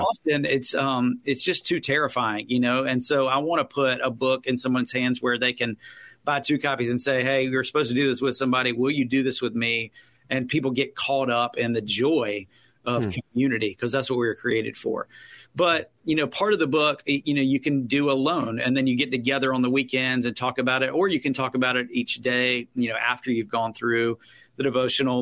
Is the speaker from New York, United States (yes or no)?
no; Winston-Salem, North Carolina, United States; also born or lived in Greensboro, North Carolina; I grew up in Winston Salem